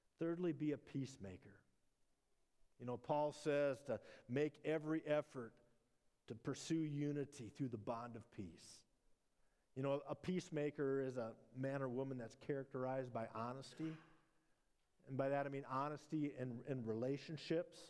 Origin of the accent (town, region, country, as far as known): Minnesota, United States; born or raised there